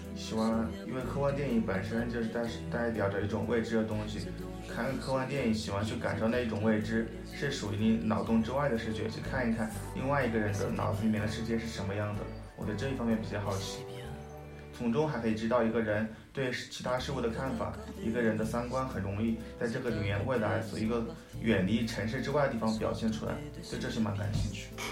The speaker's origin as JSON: {"language": "Chinese", "country": "China", "tie": "born or raised there", "said": "我们可能是从小就出生在中国的原因吧"}